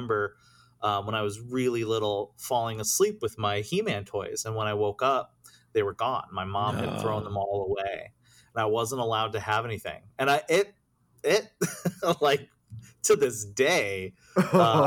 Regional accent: Cissna Park, Illinois, United States; I grew up in central Illinois. So I'm it was a small, really, really small town called Cisna Park

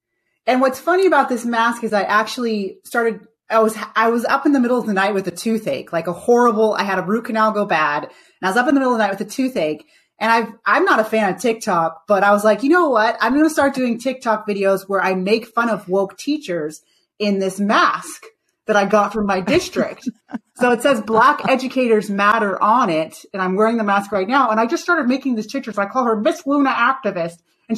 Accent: Jamaica; But I'm Jamaican.

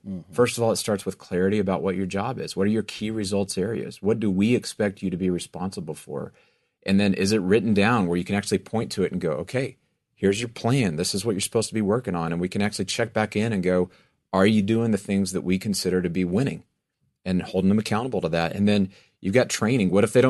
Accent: Texas, United States; I'm from West Texas. I grew up in the middle of cotton fields everywhere, right?

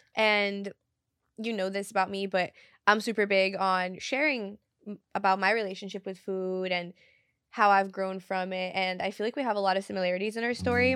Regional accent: Brazil; moved away; Because I grew up in Brazil, I speak Portuguese fluently

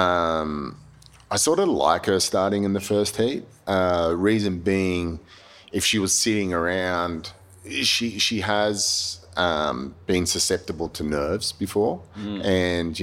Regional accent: Australia

